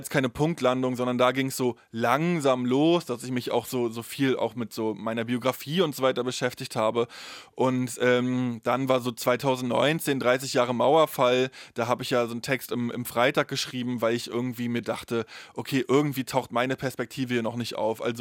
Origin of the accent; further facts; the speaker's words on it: East Germany, Germany; Ja, ich habe die DDR kaum erlebt, ich habe dafür aber ja die Nachwendezeit komplett erlebt und ähm, die unterscheidet sich ja auch in Ost wie West.